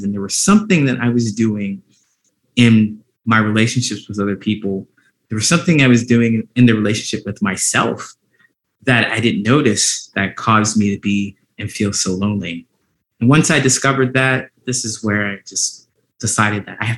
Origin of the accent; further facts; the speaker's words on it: Ohio, United States; growing up in Ohio